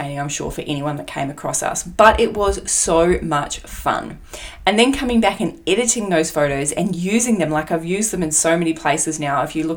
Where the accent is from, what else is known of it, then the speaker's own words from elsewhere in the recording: Australia; accent: Aussie; my Aussie accent